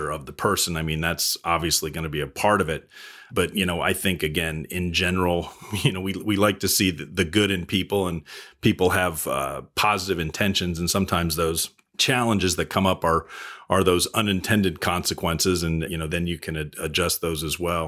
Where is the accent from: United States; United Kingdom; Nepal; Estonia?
United States; New England; I grew up in New England on the coast